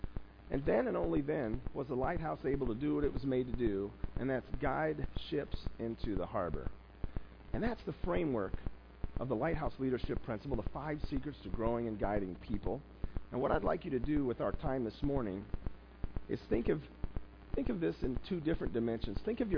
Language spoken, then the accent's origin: English; South Bend, Indiana, United States; As a kid, I grew up in South Bend. Because my parents moved around so often, I went to 8 different schools before college.